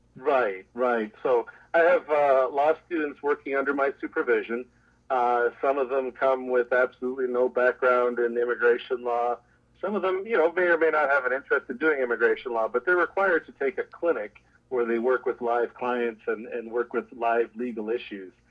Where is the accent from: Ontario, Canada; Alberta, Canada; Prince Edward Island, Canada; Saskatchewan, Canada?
Ontario, Canada; Toronto; also born or lived in Jamaica; I grew up in Toronto